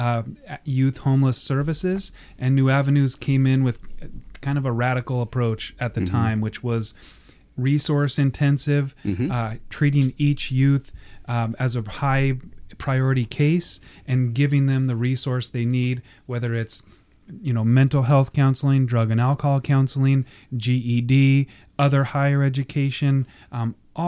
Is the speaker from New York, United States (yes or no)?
no; Portland, Oregon, United States; also born or lived in Tigard, Oregon; I grew up here in Portland. I went to Alameda. I went to Lincoln High School. So, you know, I'm born and raised here. I live in Tigard now